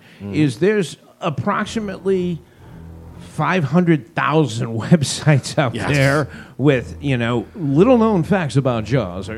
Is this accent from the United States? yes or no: yes; Northeast, United States; those of us in the Northeast